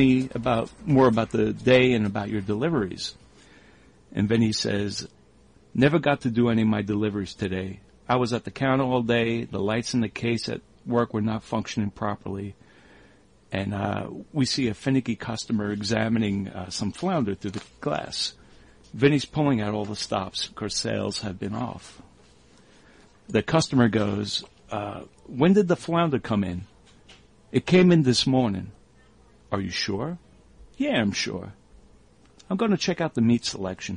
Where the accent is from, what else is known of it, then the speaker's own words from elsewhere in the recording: New York, United States; growing up in New York